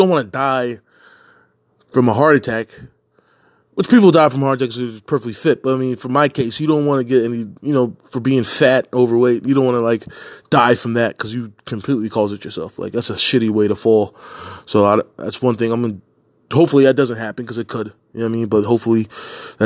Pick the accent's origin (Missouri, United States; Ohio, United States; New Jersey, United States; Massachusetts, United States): New Jersey, United States; me growing up in South Jersey